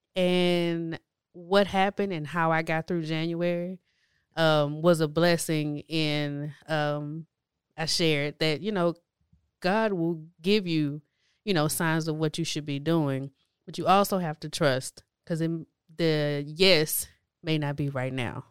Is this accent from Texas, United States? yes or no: yes; Houston, Texas, United States; I grew up on the east side of Houston. um, near Crosby area-ish, um, and so from there, from childhood all the way up until adulthood, that's where I lived